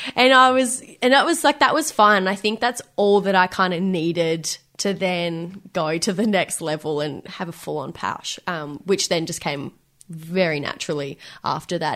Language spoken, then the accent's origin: English; Benalla, Victoria, Australia; moved away as an adult; now in Melbourne, Australia; I grew up in Melbourne until the age of nine, and then we decided that we are going to have a country change, and we moved to this tiny country town called Benalla. It's in northeast Victoria.